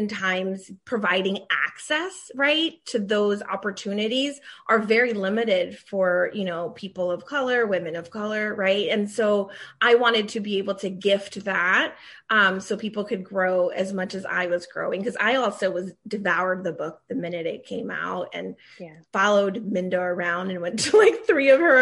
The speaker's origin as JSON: {"language": "English", "region": "Maryland", "country": "United States", "tie": "born or raised there", "also_born_or_lived": "Washington, D.C. area", "said": "I was raised in Maryland with my siblings."}